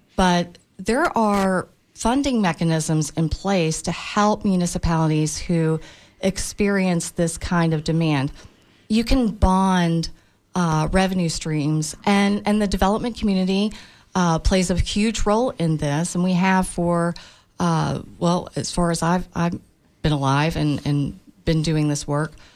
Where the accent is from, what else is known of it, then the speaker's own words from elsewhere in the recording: Tampa, Florida, United States; I was born and raised in Tampa.